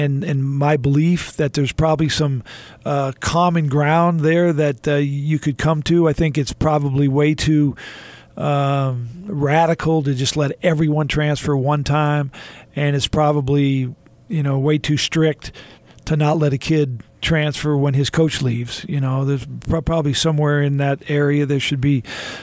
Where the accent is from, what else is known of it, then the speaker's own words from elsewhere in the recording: Houston, Texas, United States; I was a kid growing up in Houston